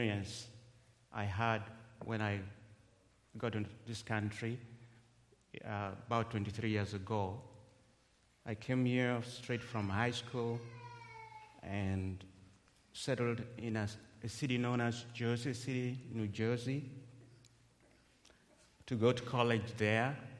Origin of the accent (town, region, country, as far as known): Kenya; English is a second language; moved away as an adult